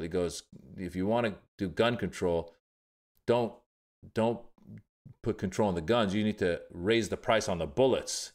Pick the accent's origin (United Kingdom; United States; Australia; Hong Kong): United States; Northern California; also born or lived in Iran; I was born in Iran, grew up in Northern California